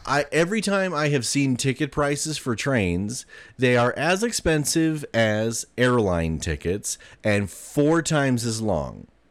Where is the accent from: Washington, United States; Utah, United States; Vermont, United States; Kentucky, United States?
Utah, United States; Taylorsville; growing up in Taylorsville